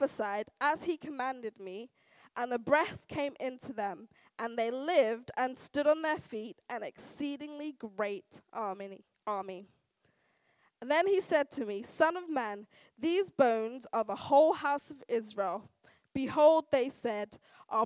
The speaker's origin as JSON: {"language": "English", "country": "United Kingdom", "also_born_or_lived": "United States", "said": "we're British and we've got a stiff upper lip and you know how we are culturally"}